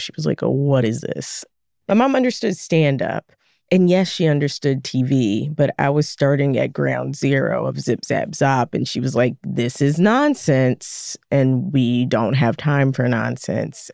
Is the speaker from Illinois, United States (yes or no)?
no; Philadelphia, Pennsylvania, United States; I was a kid growing up in West Philly, pretty rough city